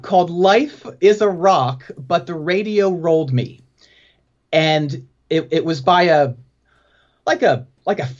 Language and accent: English; outside of Philadelphia, PA, Pennsylvania, United States; moved away; also born or lived in Winston-Salem, North Carolina / Chapel Hill, North Carolina; I grew up outside of Philadelphia, PA, in the Mennonite farmlands. So about 35 miles northwest of Philly